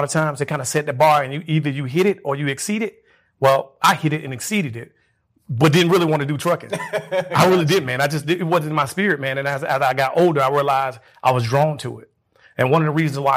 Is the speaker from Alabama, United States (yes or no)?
yes; Birmingham, Alabama, United States; also born or lived in Laverne, Alabama; I was born there. I was raised in Birmingham, Alabama.